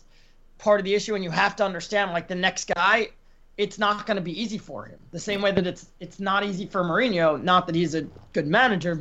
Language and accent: English; United States; As an American